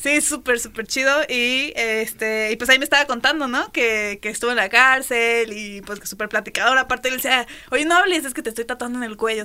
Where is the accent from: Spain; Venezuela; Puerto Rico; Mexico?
Mexico; uno como mexicano